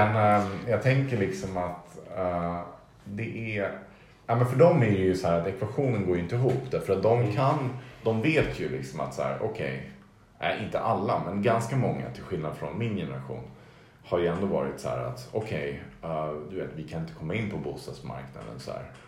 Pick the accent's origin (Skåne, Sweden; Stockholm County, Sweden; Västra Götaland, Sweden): Stockholm County, Sweden; Stockholm; det var ändå mer som en så gradvis zon mellan det grönområde där jag växte upp och parken